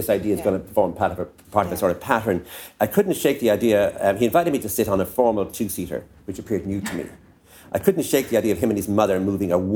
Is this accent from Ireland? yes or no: yes; Enniscorthy, Leinster, Ireland; When we used to come up to Dublin on the train from Enniscorthy